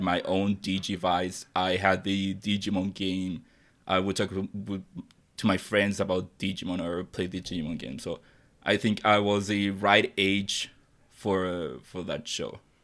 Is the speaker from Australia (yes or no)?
no; Chile; English is a second language; I'm not from the United States or any English speaking country. I'm from Chile